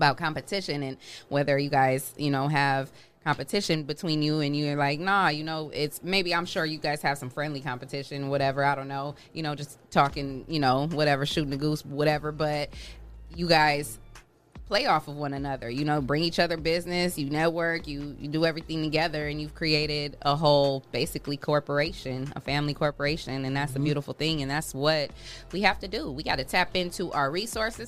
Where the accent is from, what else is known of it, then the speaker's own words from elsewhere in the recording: Toledo, Ohio, United States; We come from Toledo, Mud Made